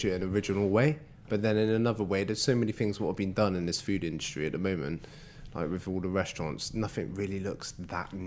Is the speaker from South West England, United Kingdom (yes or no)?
yes; Bristol, South West England, United Kingdom; We're from Bristol